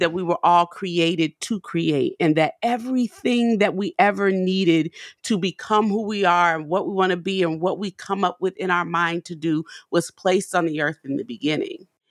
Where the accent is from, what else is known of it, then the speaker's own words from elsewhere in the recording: New Orleans, Louisiana, United States; now in Nashville, United States; we have a store in New Orleans on Magazine Street, 'cause that's my hometown where I'm from.